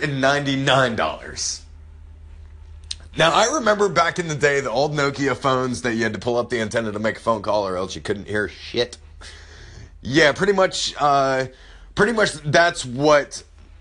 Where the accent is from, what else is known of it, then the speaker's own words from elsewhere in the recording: Florida, United States; now in South Carolina, United States; I'm from Florida originally. Moved up here to South Carolina.